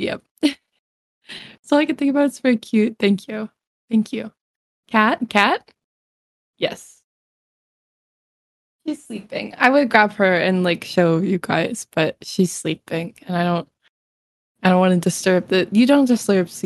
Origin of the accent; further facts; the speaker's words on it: New England, United States; I was born and raised in New England